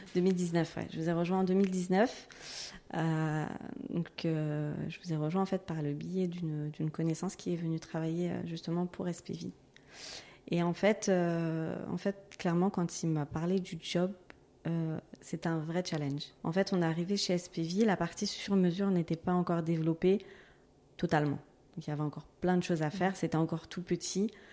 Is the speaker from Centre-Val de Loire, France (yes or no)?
no; Gennevilliers, Île-de-France, France; je suis née à Gennevilliers dans le 92, euh, j'y suis toujours